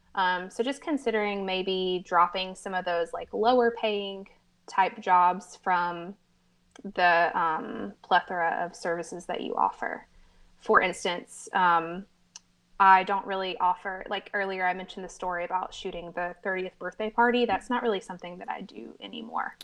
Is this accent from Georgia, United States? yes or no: yes; Americus, Georgia, United States; moved away as an adult; now in Americus, United States; we moved back to my hometown, um, known as Americas, Georgia